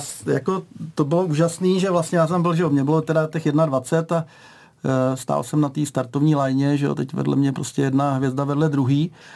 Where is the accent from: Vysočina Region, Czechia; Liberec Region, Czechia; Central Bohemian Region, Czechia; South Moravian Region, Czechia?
Liberec Region, Czechia; Liberec; Liberečák sem